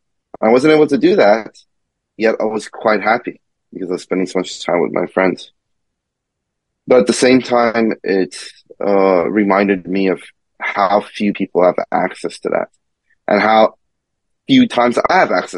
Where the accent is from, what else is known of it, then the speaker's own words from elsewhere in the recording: Iran; born there; You know, when I was a little kid, I was born in Iran, actually.